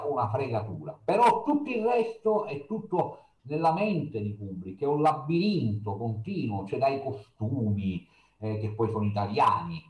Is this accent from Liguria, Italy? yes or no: no; Sicily, Italy; la mia terra